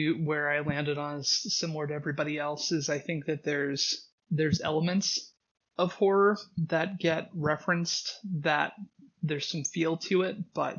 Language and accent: English; Washington, United States; Personally, for me, growing up in Washington State, one of the key memories I had was being at the bottom of the ocean